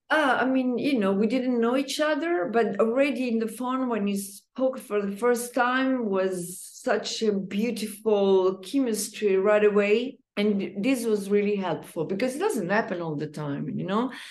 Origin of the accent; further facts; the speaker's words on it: Umbria, Italy; I'm Italian, even though I don't come from Rome, I come from Umbria